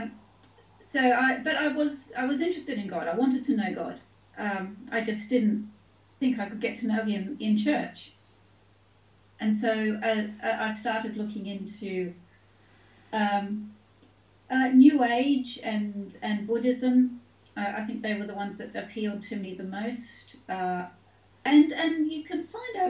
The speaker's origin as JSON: {"language": "English", "town": "Taree", "region": "New South Wales", "country": "Australia", "tie": "born or raised there", "also_born_or_lived": "Sydney", "moved": "yes", "lives_now": "United Kingdom", "said": "I was born in Sydney. My parents were school teachers, so we moved around the state a fair bit. I mostly grew up in a town called Taree"}